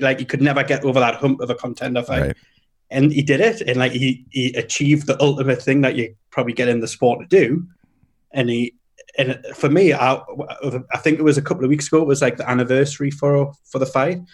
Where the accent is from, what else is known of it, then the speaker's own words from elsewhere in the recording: United Kingdom; we're British